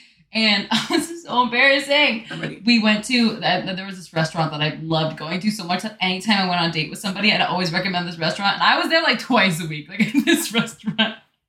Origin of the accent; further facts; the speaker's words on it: Florida, United States; I'm from Florida.